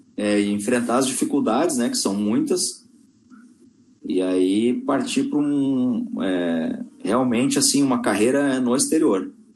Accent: Porto Alegre, Rio Grande do Sul, Brazil; moved away as an adult; also born or lived in Manaus / China; eu sou natural de Porto Alegre

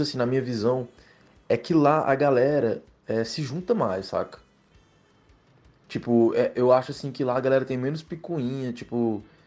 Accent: Teresina, Piauí, Brazil; moved away as an adult; now in São Luís, Brazil; eu sou daqui de Teresina

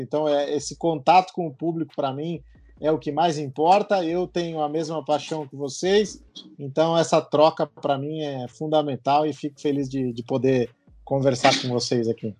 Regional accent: Ribeirão Pires, São Paulo, Brazil; quando eu bati nas portas da, da rádio lá da minha cidade, de Ribeirão Pires, próximo aqui a São Paulo

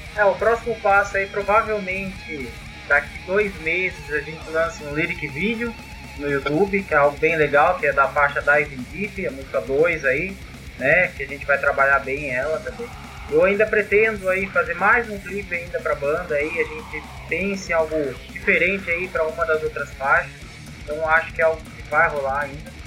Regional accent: Bragança Paulista, São Paulo, Brazil; Somos de Bragança, uma cidade do interior aqui

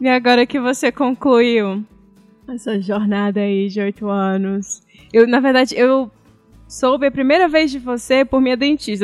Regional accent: Salvador, Bahia, Brazil; moved away as an adult; now in Calgary, Canada; Salvador, sou da Bahia

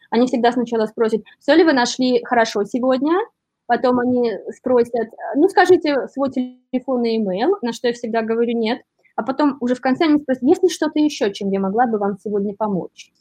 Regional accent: Belarus; moved away as an adult; now in New York, United States; я из Беларуси

